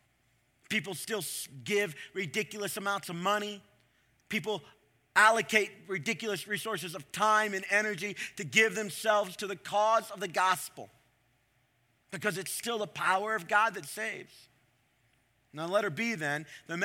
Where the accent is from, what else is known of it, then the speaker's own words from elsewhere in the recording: Ohio, United States; I'm from Ohio.